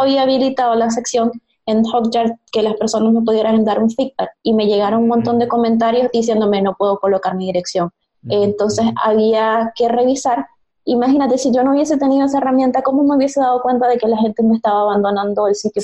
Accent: Maracaibo, Zulia, Venezuela; moved away as an adult; now in Santiago, Chile; Me gradué en el 2013 en la Universidad del Zulia, en Maracaibo, mi ciudad natal

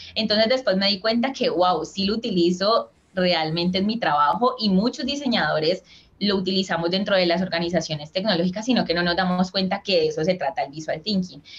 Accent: Colombia; also born or lived in Cali; soy de Colombia, vivo en la ciudad de Cali

